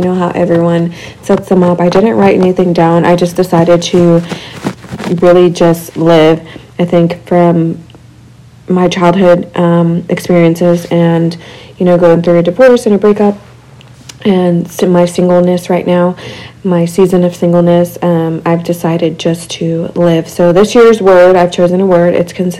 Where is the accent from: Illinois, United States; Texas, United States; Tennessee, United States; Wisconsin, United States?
Texas, United States; Abilene; I'm from West Texas too, but Abilene.